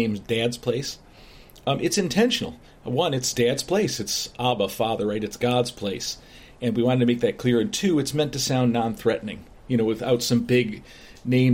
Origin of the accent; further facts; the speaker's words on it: Chicago, Illinois, United States; moved away as an adult; now in Bryan, Ohio, United States; My wife and I grew up in the Chicago area, so a much bigger, the suburbs.